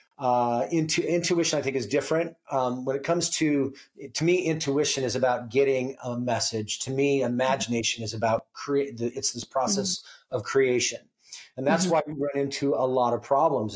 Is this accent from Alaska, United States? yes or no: yes; Alaska, United States; I was born and raised in Alaska